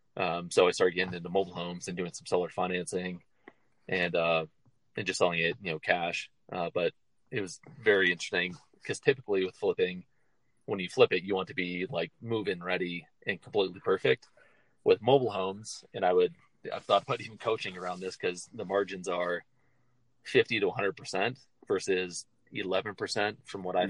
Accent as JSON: {"language": "English", "region": "Midwest", "country": "United States", "tie": "born or raised there", "moved": "as an adult", "lives_now": "Denver, United States", "said": "growing up in the Midwest"}